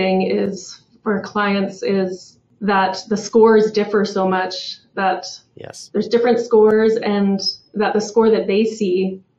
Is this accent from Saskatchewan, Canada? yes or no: no; Kelowna, British Columbia, Canada; now in Calgary, Canada; I was born in Calgary and grew up in Kelowna and then made my way back to Calgary about 15 years ago.